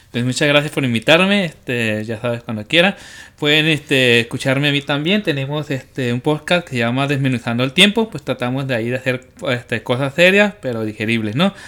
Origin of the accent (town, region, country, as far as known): Mexico